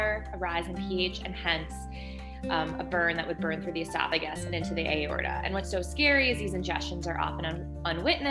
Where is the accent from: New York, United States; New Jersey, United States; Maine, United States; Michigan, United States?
New Jersey, United States; Northern; I grew up in Northern New Jersey